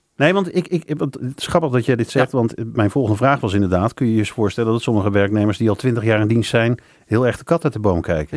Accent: Netherlands; als Nederlander, als Nederlands ondernemer

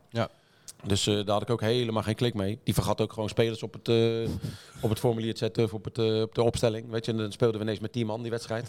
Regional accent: The Hague, South Holland, Netherlands; ik kom uit Den Haag

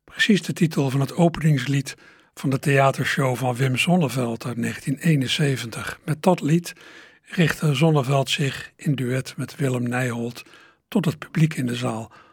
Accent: Berkel en Rodenrijs, South Holland, Netherlands; moved away; also born or lived in Schiebroek, Rotterdam; ik vroeger in Berkel Rode reis heb gewoond

